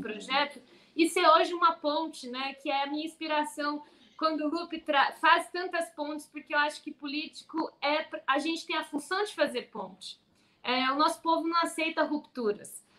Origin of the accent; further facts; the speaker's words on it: São Paulo, Brazil; como paulista, de uma cidade onde 85% das pessoas votaram em Bolsonaro